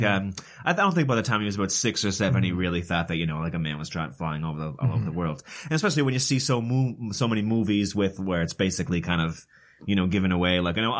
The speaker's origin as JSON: {"language": "English", "town": "Sydney Mines", "region": "Nova Scotia", "country": "Canada", "tie": "born or raised there", "said": "growing up in Sydney Mines"}